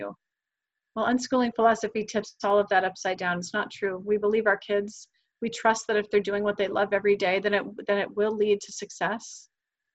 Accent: New Hampshire, United States; moved away as an adult; now in Miami, United States; I'm from New Hampshire

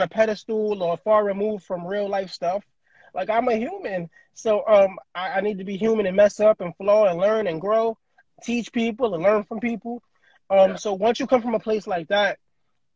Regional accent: New York City, New York, United States; I grew up in Bed-Stuy when it wasn't safe

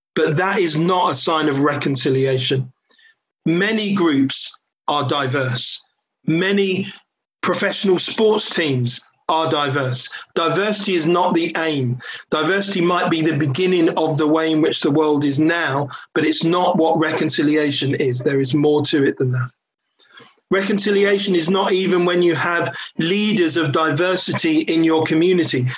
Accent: London, United Kingdom; I grew up in a New Frontiers church in, in Catford, southeast London. I was born in Catford

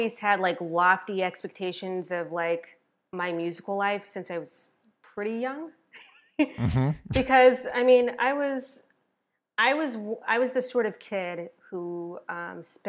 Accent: Denver, Colorado, United States; I went to Denver School of the Arts because I'm originally from Denver, Colorado.

